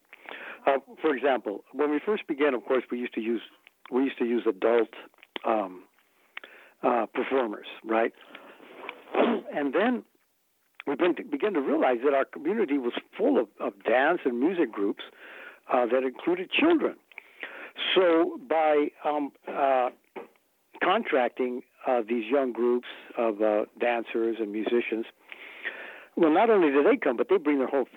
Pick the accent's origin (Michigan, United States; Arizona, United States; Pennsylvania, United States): Arizona, United States; Mesa; we grew up here in Mesa, Arizona, and very near to the Yaqui community and Akimelatam community